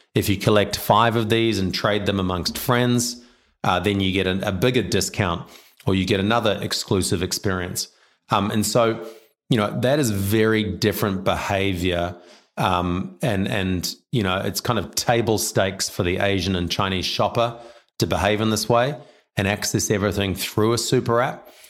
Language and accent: English; New Zealand; also born or lived in China; now in Australia; I'm a Kiwi.